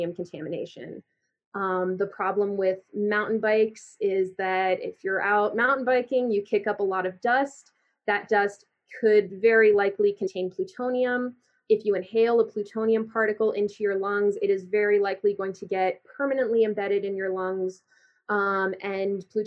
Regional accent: Colorado, United States; I grew up in Colorado, I'm 24

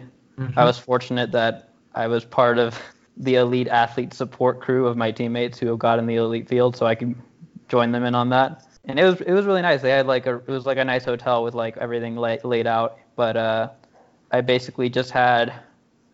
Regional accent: Houston, Texas, United States; moved away; I'm from Houston, Texas. So I grew up there

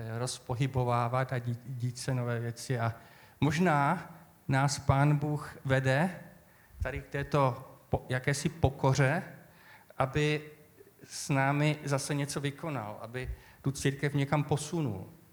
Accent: Moravian Wallachia, Zlín Region, Czechia; moved away; já pocházím z tradiční oblasti z Valašska

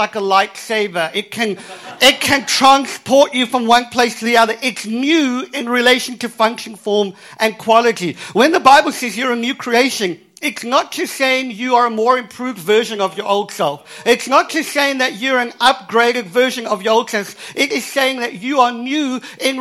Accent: Cape Town, Western Cape, South Africa; I was born in Cape Town, in South Africa.

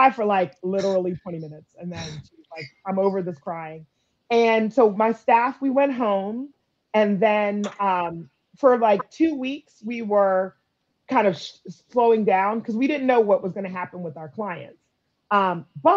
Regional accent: Montgomery County, Maryland, United States; moved away as an adult; now in Prince George's County, United States; I grew up in Montgomery County as a kid, but I've lived in Prince George's County for 20 plus years

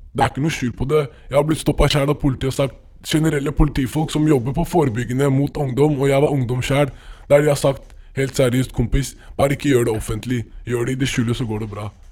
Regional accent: Oslo, Norway; der jeg er fra, Søndre Nordstrand

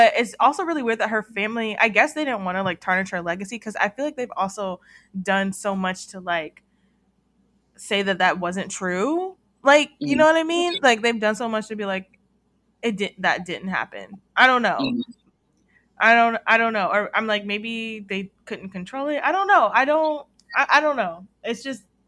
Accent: Atlanta, Georgia, United States; now in California, United States; I'm from Atlanta.

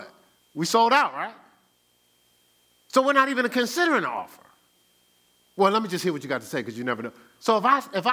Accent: New Jersey, United States; moved away; I'm from Jersey

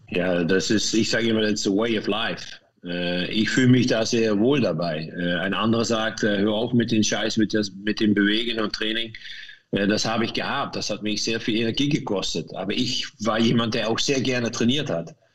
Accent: Meerssen, Limburg, Netherlands; German is a second language; moved away as an adult; now in Lanaken, Belgium; Ich komme aus Meersen. Mhm. Das liegt östlich von Maastricht und ich wohne jetzt an Lanaken

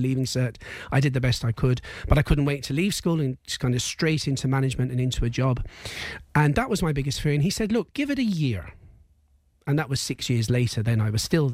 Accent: England, United Kingdom; now in Ireland; I grew up in England

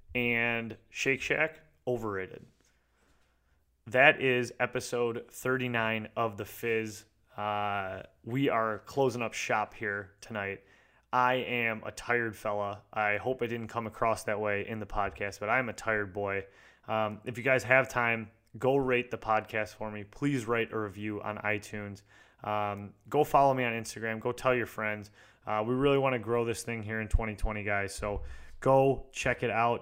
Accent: Michigan, United States; I'm from Michigan

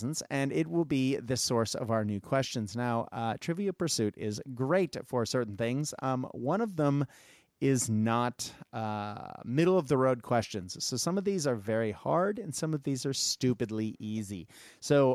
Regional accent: United States; growing up in the United States

